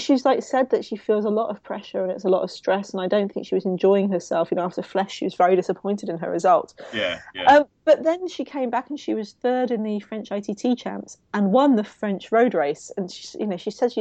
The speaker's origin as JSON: {"language": "English", "region": "London", "country": "United Kingdom", "said": "my Southeast London thing"}